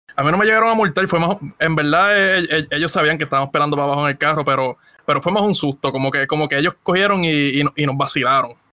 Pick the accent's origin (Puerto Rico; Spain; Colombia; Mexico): Puerto Rico; Ponce; moved away; yo soy de Ponce